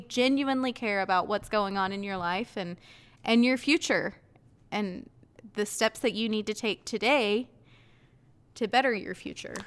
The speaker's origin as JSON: {"language": "English", "town": "Ayden", "region": "North Carolina", "country": "United States", "tie": "born or raised there", "said": "our high school was two towns, two different towns in one building."}